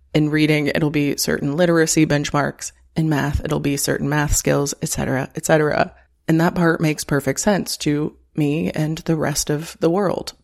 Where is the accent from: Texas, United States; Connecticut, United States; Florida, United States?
Florida, United States; moved away as an adult; now in Chicago, United States; I grew up in Florida